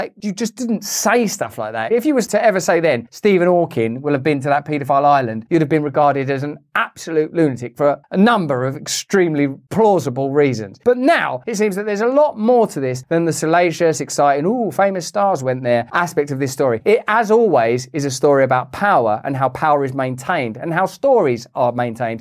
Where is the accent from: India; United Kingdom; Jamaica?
United Kingdom; I'm British